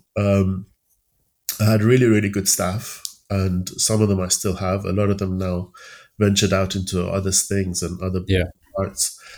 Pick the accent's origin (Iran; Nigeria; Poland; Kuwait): Iran; Tehran, Tehran Province; moved away as an adult; also born or lived in Sheffield, United Kingdom / London, United Kingdom; now in United Kingdom; I was around nine that my dad found a, a job in an American company in uh, Tehran